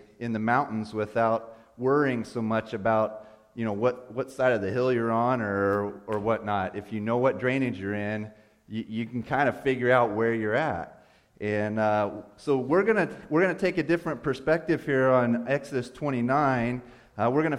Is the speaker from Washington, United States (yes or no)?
no; Indiana, United States; I'm a flatlander from Indiana. That's where I grew up.